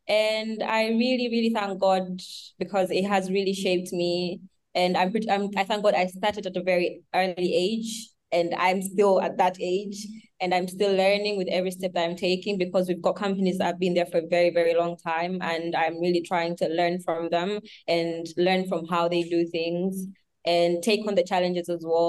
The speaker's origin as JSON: {"language": "English", "country": "Tanzania", "tie": "born or raised there", "said": "sorry about that. I'm from Tanzania and born and raised in Tanzania, and I am 21 years old right now."}